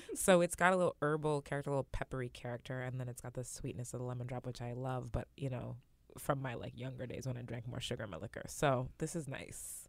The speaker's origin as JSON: {"language": "English", "region": "West Coast", "country": "United States", "tie": "born or raised there", "said": "I grew up on the West Coast"}